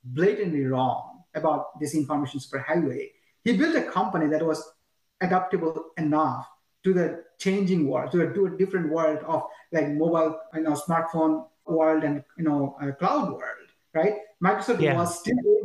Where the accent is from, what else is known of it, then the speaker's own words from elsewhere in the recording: Bangladesh; moved away; I'm from Bangladesh, right? Every single family member of, family member of mine still lives in Bangladesh.